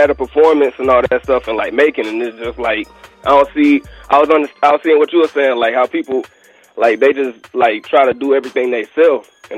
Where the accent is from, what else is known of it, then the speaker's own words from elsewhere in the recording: Atlanta, Georgia, United States; Like me, myself, I'm from Atlanta